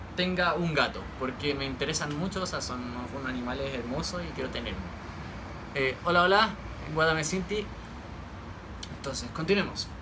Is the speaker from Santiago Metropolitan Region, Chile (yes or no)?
yes; Santiago, Santiago Metropolitan Region, Chile; Soy de Santiago de Chile